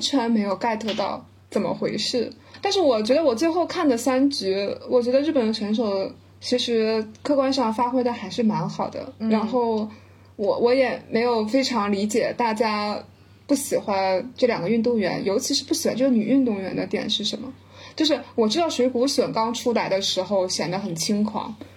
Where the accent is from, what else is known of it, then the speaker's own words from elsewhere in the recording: Tianjin, China; 我是天津人，然后我们就是天津的女排